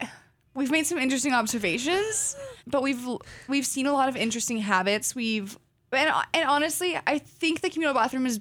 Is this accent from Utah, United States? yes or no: no; Salem, Oregon, United States; now in Corvallis, United States; Both Katie and I are from Salem, Oregon.